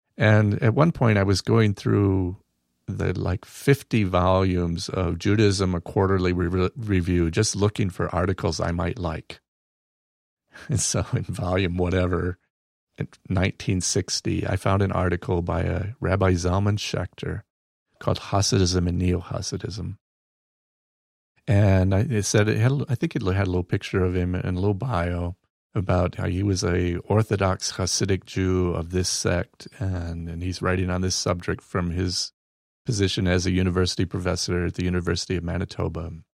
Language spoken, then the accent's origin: English; Battle Creek, Michigan, United States; I'm from Battle Creek, Michigan, where cereal was invented